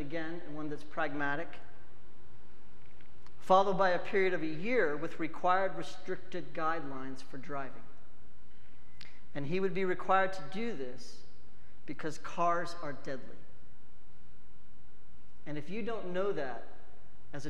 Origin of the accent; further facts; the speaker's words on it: United States; I love being an American